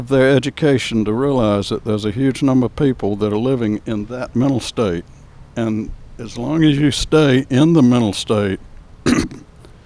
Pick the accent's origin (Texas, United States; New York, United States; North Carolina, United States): North Carolina, United States; moved away as an adult; also born or lived in Atlanta, Georgia / Miami, Florida; now in San Diego, United States; I was born on outside of Raleigh on a farm in North Carolina. And I grew up in North Carolina on a little dairy farm